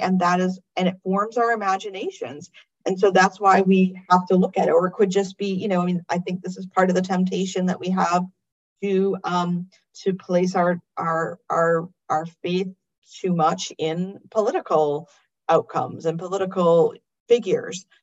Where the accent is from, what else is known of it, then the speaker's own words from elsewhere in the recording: United States; I'm an American